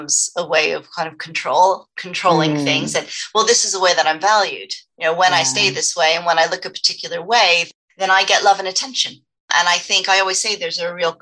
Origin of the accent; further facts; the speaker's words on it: United States; moved away; also born or lived in Los Angeles, California / Dallas, Texas; growing up in Los Angeles, then Texas, which is also a very appearance-focused society, Dallas, Texas